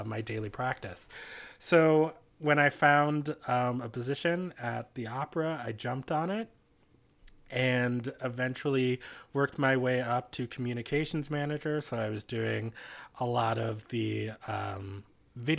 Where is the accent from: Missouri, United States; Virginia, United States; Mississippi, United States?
Virginia, United States; Washington, D.C. area, suburbs in; I also grew up in the suburbs in Virginia, much like Lee.